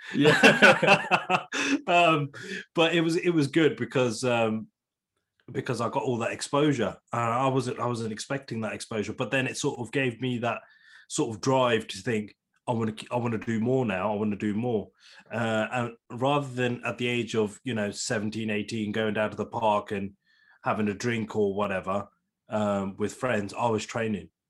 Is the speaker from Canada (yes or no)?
no; Leamington Spa, West Midlands, United Kingdom; born and bred in Leamington Spa, still live in Leamington Spa